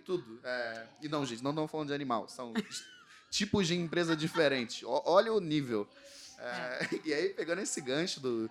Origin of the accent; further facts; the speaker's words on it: Rio de Janeiro, Brazil; accent: carioca; Vocês já entenderam pelo sotaque que eu sou do Rio de Janeiro. Eu vim de uma comunidade do Rio chamada Santa Maria